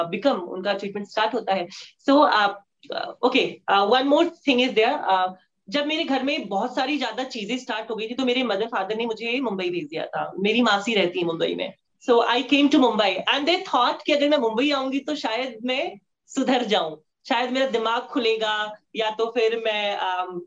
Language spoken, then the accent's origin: Hindi; Katihar, Bihar, India; moved away; कटिहार की एक सिख फैमिली से मैं बिलोंग करती हूँ uh, मैं एक uh, सरदार फैमिली में uh, जन्मी